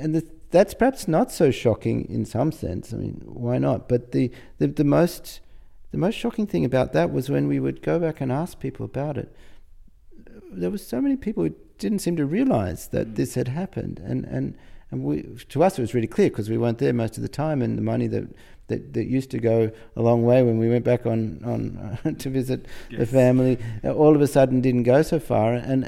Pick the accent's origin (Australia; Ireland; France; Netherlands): Australia; I think this is an important aspect of being Australian. I guess it's not true that we don't have our own pretensions, but it feels like this anyway.